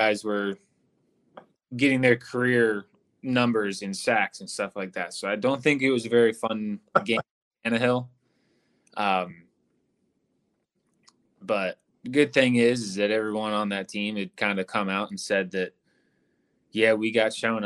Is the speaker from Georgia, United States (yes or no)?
no; Suffolk, Virginia, United States; also born or lived in Newport News, Virginia; I spent, I don't know, however long I was in a hospital in Newport News, and then spent my whole life in Suffolk, which is 30 minutes